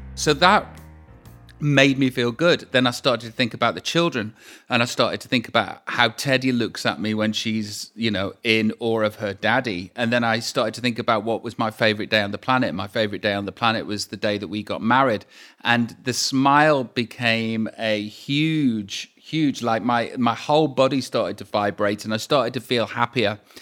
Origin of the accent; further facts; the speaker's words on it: Stoke-on-Trent, West Midlands, United Kingdom; moved away; I am from Stoke on Trent